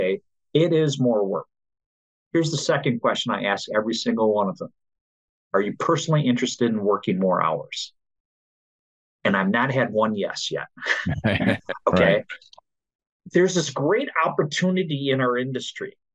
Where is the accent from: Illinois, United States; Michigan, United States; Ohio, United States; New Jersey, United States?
Michigan, United States; I grew up in Michigan